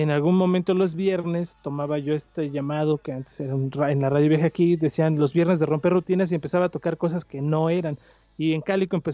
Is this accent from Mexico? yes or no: yes; Mexico City, Mexico; moved away as an adult; now in Hidalgo, Mexico; soy chilango. Nunca voy a dejar de ser chilango.